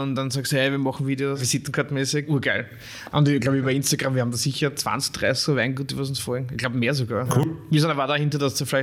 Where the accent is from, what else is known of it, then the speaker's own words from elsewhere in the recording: Lower Austria, Austria; Weinviertel. Ja, ich komme ja auch ursprünglich aus dem Weinviertel.